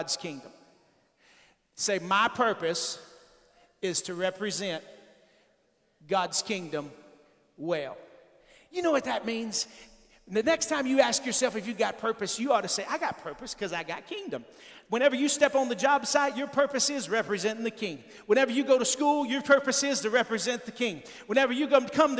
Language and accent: English; Texas, United States; I'm from Texas